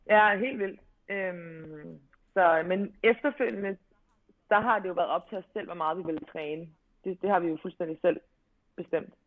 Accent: Albertslund, Capital Region of Denmark, Denmark; also born or lived in Amager; jeg er jo født og opvokset i Albertslund, men, øhm, flytter faktisk til Amager

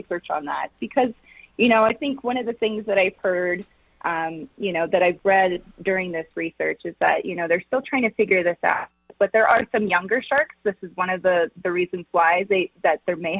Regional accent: Loudoun County, D.C., Virginia, United States; moved away as an adult; now in Colorado, United States; I grew up right outside of Washington, D.C., in Loudoun County.

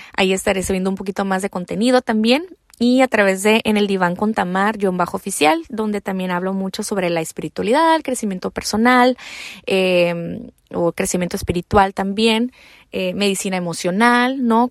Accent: Mexico; also born or lived in United States; soy mexicana americana, ¿no? Pero más mexicana

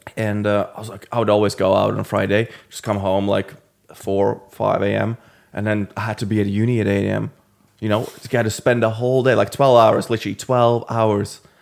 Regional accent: Latvia; moved away as an adult; now in London, United Kingdom; originally I'm from Latvia

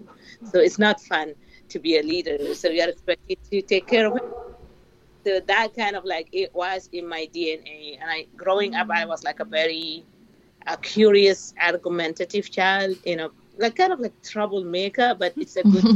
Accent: Kabkabiya, North Darfur, Sudan; moved away as an adult; I'm originally from Darfur

